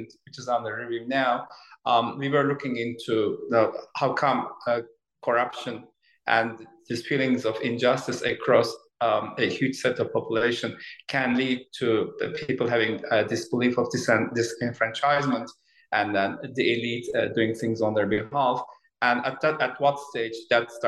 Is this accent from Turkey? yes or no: yes; Turkey; moved away; I was born in Turkey in 1970s, and then I was a student at Boğaziçi University, as you said, in 1990s